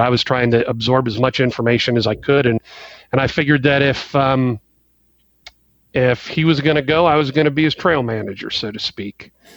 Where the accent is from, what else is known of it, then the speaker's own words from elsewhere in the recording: Ohio, United States; moved away as an adult; also born or lived in Texas; Trevor and our family, we, we grew up in Ohio